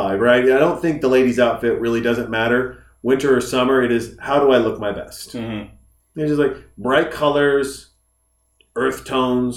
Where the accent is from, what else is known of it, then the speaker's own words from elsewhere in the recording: Whitefish, Montana, United States; moved away; I grew up in Whitefish, Montana.